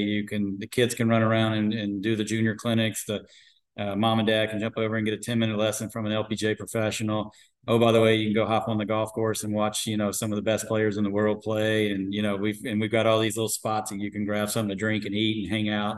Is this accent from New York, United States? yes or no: no; Atlanta, Georgia, United States; moved away; also born or lived in Arizona; I grew up in Atlanta. I grew up down south